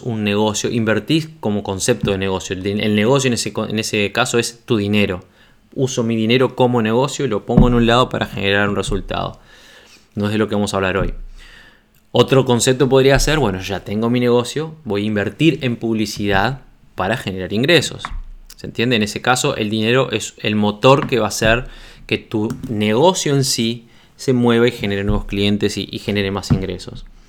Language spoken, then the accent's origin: Spanish; Uruguay; cuando lancé mi revista en Uruguay